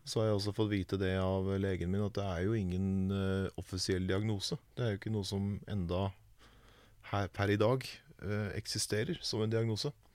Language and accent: Norwegian; Vormsund, Akershus, Norway; I Vormsund, der jeg kommer fra